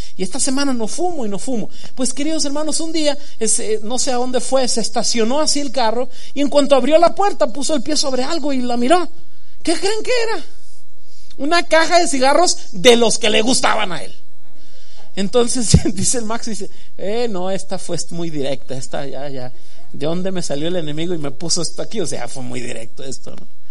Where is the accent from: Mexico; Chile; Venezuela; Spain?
Mexico; Sinaloa; moved away; yo que soy de Sinaloa